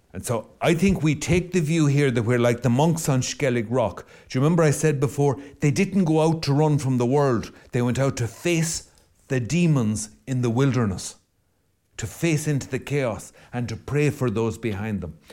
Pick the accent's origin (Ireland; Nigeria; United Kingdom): Ireland; Mayo, Connacht; I'm Irish as far back on both sides as anyone can tell. We've clung to the side of the same rock and mayo for I don't know how long